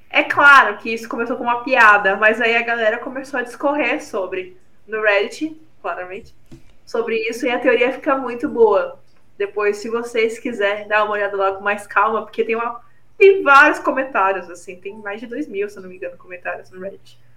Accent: Brazil; a gente é de Brasil

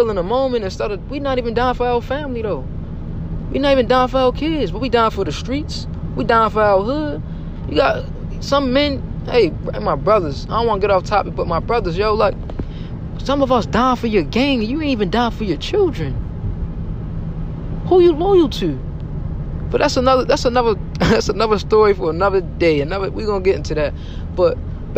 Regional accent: Baltimore, Maryland, United States; I'm from Baltimore, Maryland. The heart of the city, the tough grit city. I've seen a lot growing up.

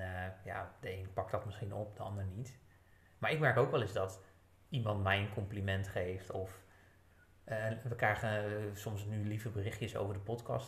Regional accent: Netherlands; als Nederlanders

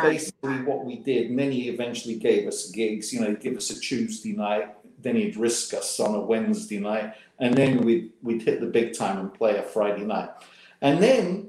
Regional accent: England, United Kingdom; moved away as an adult; now in Memphis, United States; growing up in England

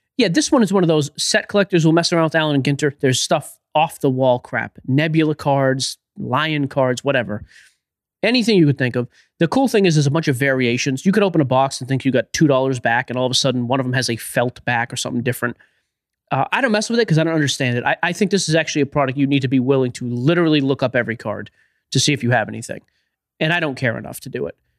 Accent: Boston, Massachusetts, United States; I'm from Boston

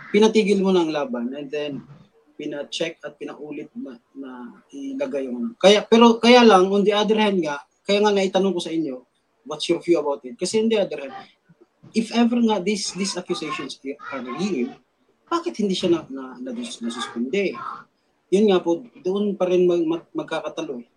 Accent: General Santos, Soccsksargen, Philippines; now in Silang, Philippines; taga General Santos talaga ako

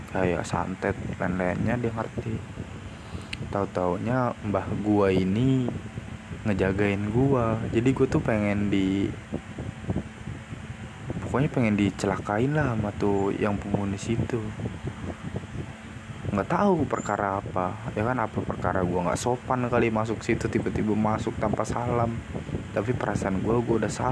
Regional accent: Java, Indonesia; menurut adat gua orang Jawa emang hal-hal mistis gitu masih ada apalagi kita tinggal di Indonesia

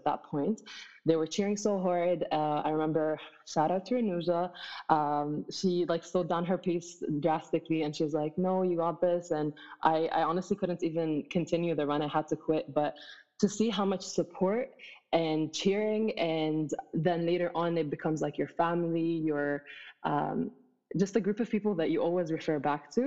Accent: Abu Dhabi, United Arab Emirates; moved away as an adult; also born or lived in Egypt; now in Toronto, Canada; I am a Muslim Egyptian. I was born and raised in Abu Dhabi

